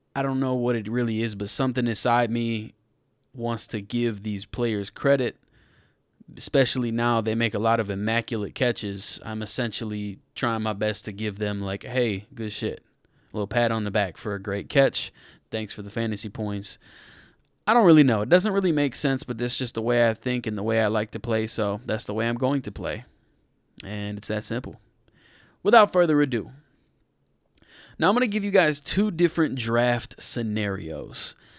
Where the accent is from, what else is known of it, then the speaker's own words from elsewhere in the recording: Detroit, Michigan, United States; my hometown team's running back